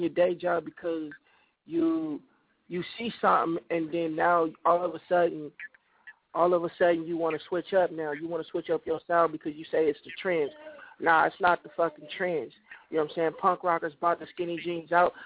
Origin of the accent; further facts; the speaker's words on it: San Jose, California, United States; moved away; living in my hometown, San Jose, California